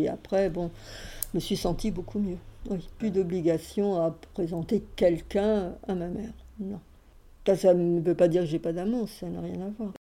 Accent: Paris, Île-de-France, France; je suis née à Paris, fin 1946.

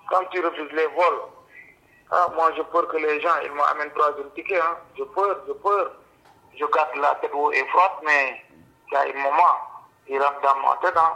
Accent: Senegal; moved away as an adult; now in Belgium; Mon pays d'origine, c'est Sénégal, ouais. Ça fait 8 ans et demi que je suis là en Belgique. Moi, je venais ici en 2015

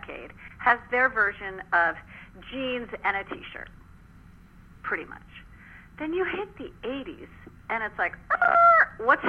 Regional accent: Ossining, New York, United States; I'm from Ossining, New York. I am a rocker chick. I'm from Westchester County

